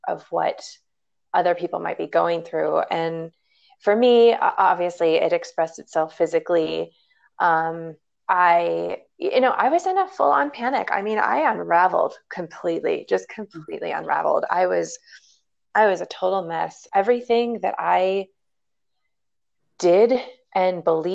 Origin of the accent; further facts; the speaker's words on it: Chicago, Illinois, United States; I am a Chicago girl